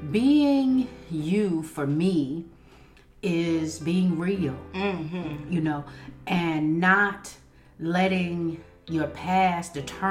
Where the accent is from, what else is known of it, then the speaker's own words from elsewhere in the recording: Raleigh, North Carolina, United States; I am here from Raleigh, North Carolina. I am a mother of three. I am saved. I am baptized in Jesus' name.